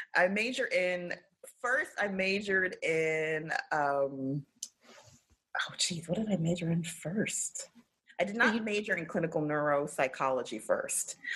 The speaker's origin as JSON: {"language": "English", "town": "New York City", "region": "New York", "country": "United States", "tie": "born or raised there", "said": "I grew up in South Mid, which was the neighborhood adjacent to East Flatbush."}